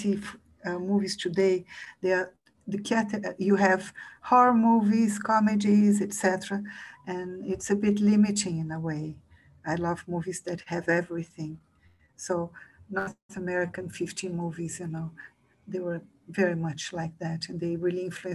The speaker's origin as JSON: {"language": "English", "country": "Brazil"}